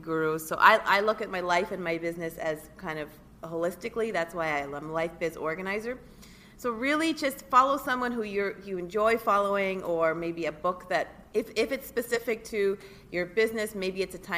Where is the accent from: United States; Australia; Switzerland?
Switzerland; moved away; I'm originally from Switzerland